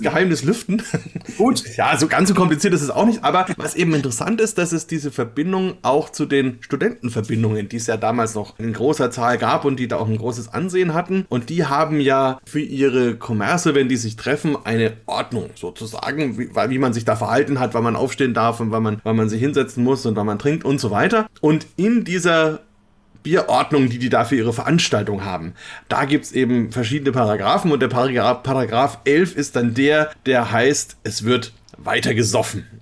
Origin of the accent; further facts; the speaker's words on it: Bamberg, Bavaria, Germany; Bamberger wie uns